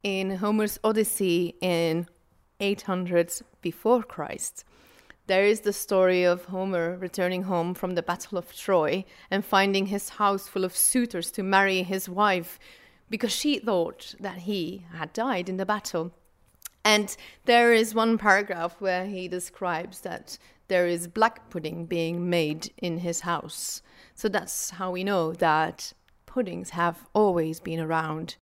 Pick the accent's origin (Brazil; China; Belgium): Belgium; Flanders